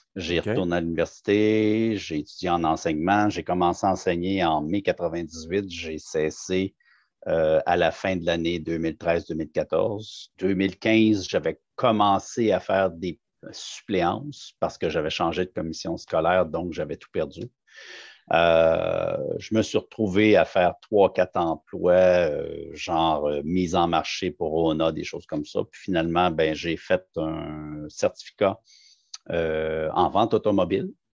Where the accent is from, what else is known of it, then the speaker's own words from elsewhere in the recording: Laval, Quebec, Canada; moved away as an adult; now in Outaouais, Canada; je viens de la région de Montréal. Plus précisément, je suis né à Laval